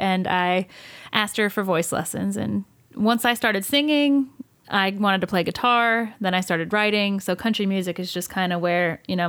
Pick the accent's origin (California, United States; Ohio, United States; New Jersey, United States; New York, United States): New Jersey, United States; I'm from Jersey and I'm Italian